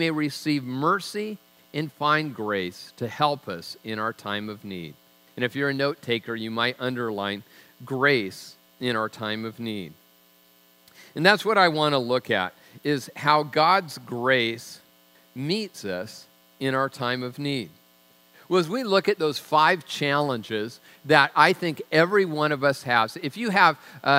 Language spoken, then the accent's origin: English; Tacoma, Washington, United States; I'm from Tacoma